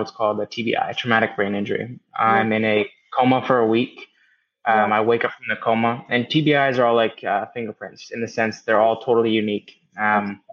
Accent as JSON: {"language": "English", "area": "the Bay Area", "region": "Northern California", "country": "United States", "tie": "born or raised there", "also_born_or_lived": "Marin County, California", "said": "I am originally from Northern California, the Bay Area to be exact. I grew up there kind of in the bubble of what was normal"}